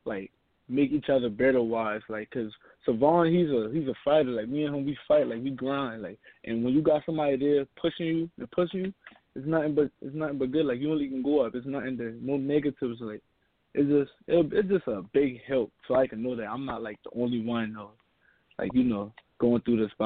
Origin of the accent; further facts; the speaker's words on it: North Charleston, South Carolina, United States; I grew up playing in Pepper Hill Falcons. That's a rec league down